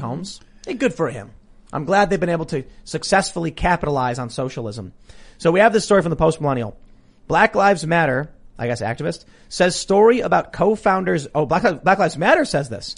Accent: Chicago, Illinois, United States; I'm from Chicago

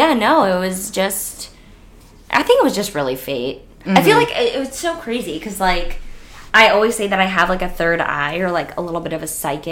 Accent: Miami, Florida, United States; also born or lived in New Jersey; now in Los Angeles, United States; I was on The Bachelor. I am from Miami, originally from New York, and now I live in LA. Sorry, I'm not from New York. I'm from New Jersey. And now I live in LA. And I am 26 years old.

